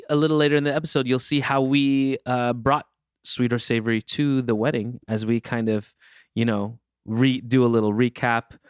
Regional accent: California, United States; I'm a Californian through and through.

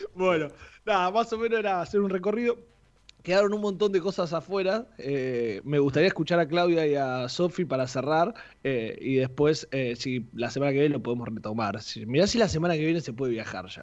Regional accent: Saladillo, Buenos Aires Province, Argentina; el viaje mío era venir acá a Capital, a Buenos Aires, en tren, porque yo soy de Saladillo

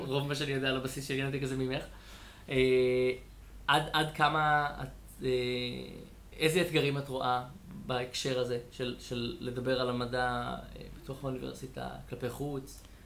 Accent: Israel; אני שגדלתי במושב

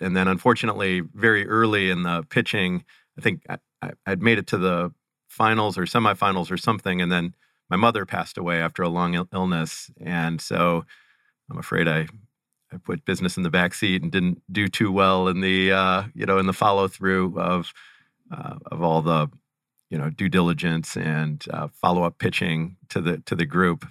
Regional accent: Cleveland, Ohio, United States; born or raised there

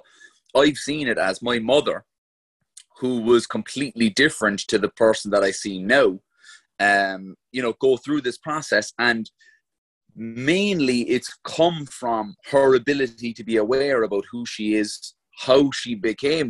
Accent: Glanmire, Munster, Ireland; also born or lived in Mayfield, Cork; when I was about 6 years old, we moved from Mayfield, where I was literally like, there was 30 houses on a row of houses inside of our estate on one side and 30 on the other side.

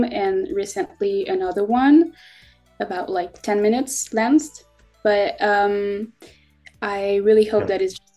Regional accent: France; I am 18 and I'm from France

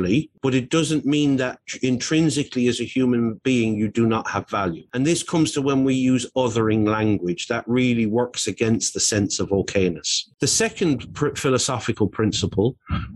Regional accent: Ireland; I grew up in Roman Catholic Ireland in the 1970s

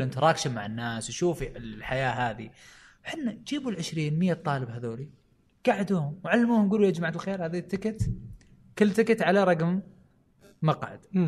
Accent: Saudi Arabia; عندنا في السعوديه

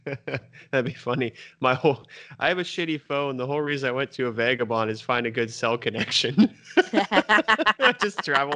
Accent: United States; we're American.

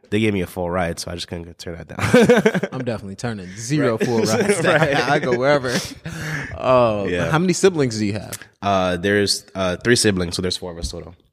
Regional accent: Togo; born there; So uh, I'm born in a, a, small country called Togo. It's on the west coast of Africa. It's right next to Ghana.

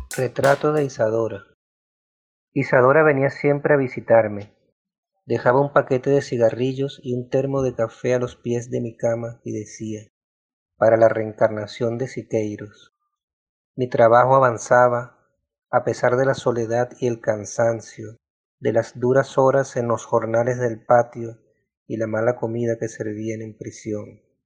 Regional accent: Maracaibo, Zulia, Venezuela; Yo nací en Maracaibo en 1968

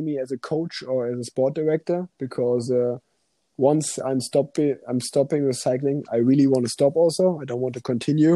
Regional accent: Germany; first language German; English is a second language; also born or lived in Cologne; a German language, and because it's my mother language

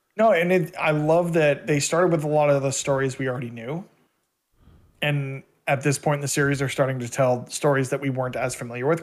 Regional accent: Canada; as a Canadian citizen

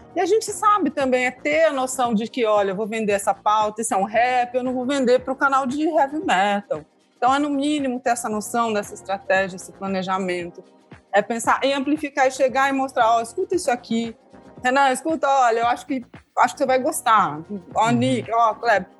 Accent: Santa Bárbara d'Oeste, São Paulo, Brazil; Eu sou de Santa Bárbara do Oeste

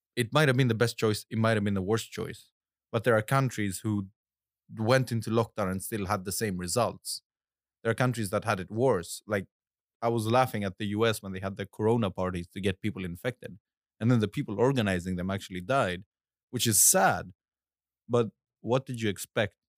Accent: Ioannina, Epirus, Greece; moved away; I was in Greece, in my hometown called Ioannina

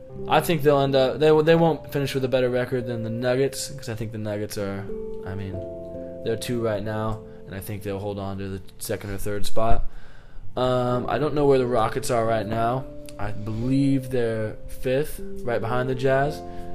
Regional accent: Seattle, Washington, United States; I am from Seattle

